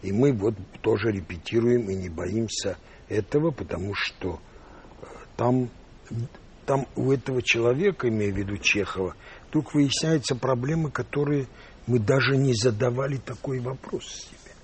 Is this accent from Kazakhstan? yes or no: no; Yerevan, Armenia; moved away; also born or lived in Russia / United States; я вырос в, в Армении, э, в Ереване